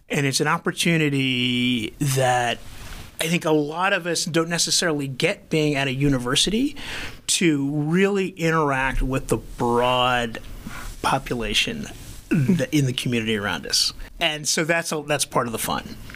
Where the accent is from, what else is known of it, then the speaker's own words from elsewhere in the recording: Philadelphia, Pennsylvania, United States; now in Madison, United States; I'm from Philadelphia.